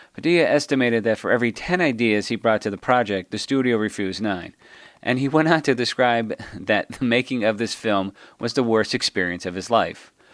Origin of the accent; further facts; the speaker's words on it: Chicago, Illinois, United States; being a Chicagoan, a punk rock Chicagoan